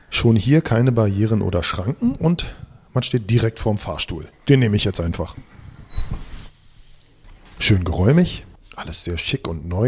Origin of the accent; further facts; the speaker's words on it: Berlin, Germany; Sehen Sie, und bei mir ist das das Gleiche mit Spandau. In Spandau gab es damals keine Geburtenstation 75, deswegen bin ich nach Wilmersdorf exportiert und gleich wieder reimportiert